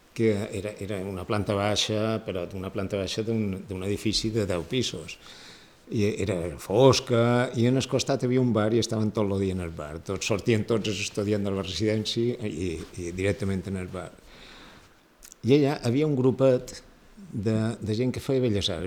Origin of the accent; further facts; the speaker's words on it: Palma, Balearic Islands, Spain; also born or lived in Barcelona; som mallorquins